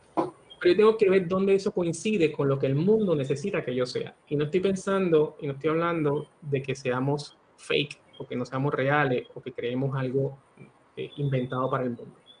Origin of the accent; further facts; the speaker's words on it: Barceloneta, Puerto Rico; moved away as an adult; also born or lived in Mayagüez, Puerto Rico / San Juan, Puerto Rico / Pennsylvania / Florida; now in Panama; yo nací y me crié en Puerto Rico, eh, principalmente en Barceloneta